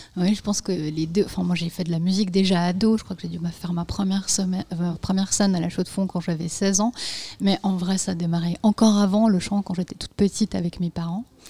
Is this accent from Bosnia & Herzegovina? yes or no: yes; Bosnia & Herzegovina; moved away; je suis née en Bosnie-Herzégovine